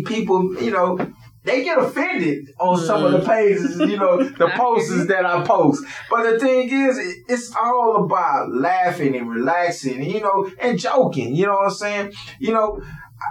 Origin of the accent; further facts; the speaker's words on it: Houston, Texas, United States; also born or lived in The Woodlands, Texas; I come from the Woodlands area all the way to Third Ward, where I was raised